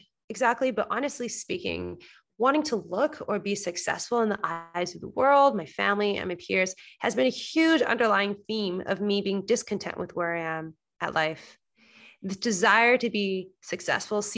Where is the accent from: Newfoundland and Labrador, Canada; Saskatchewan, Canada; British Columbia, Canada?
British Columbia, Canada; Coquitlam; moved away as an adult; now in Toronto, Canada; I'm currently speaking from my hometown, Coquitlam, Vancouver